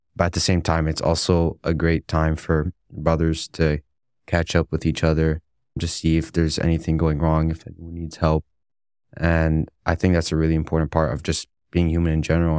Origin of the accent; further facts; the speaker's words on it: McAllen, Texas, United States; now in Dallas, United States; I'm from McAllen, Texas, but my parents are originally from Egypt.